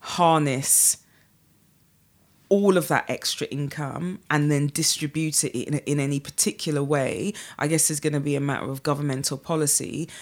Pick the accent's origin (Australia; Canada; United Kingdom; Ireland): United Kingdom; accent: UK; I'm from the UK and I'm there and I'm with my pounds and I'm with my UK accent